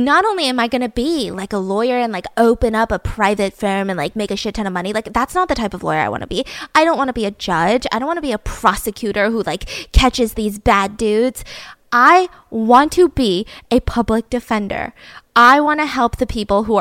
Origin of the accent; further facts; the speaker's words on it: Georgia, United States; my home state of Georgia